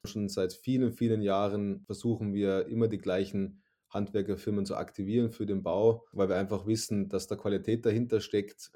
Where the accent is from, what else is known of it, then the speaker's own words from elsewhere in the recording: Suhl, Thuringia, Germany; moved away as an adult; now in Salzburg State, Austria; Ich bin in, in der schönen Stadt Suhl, im grünen Herzen Deutschlands in Thüringen geboren